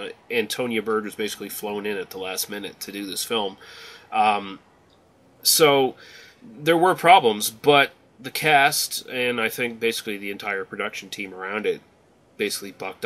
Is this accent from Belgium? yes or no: no; Canada; I am Canadian